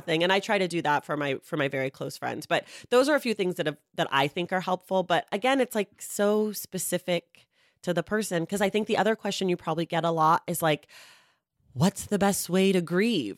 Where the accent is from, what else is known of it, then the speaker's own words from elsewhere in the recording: United States; I'm glad that I live here, but I don't necessi-, I've never lived anywhere else